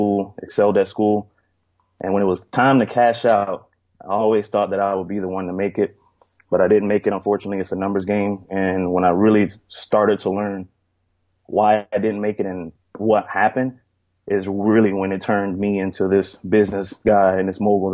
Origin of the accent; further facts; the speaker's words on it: Miami Gardens, Florida, United States; I was raised in Miami, Florida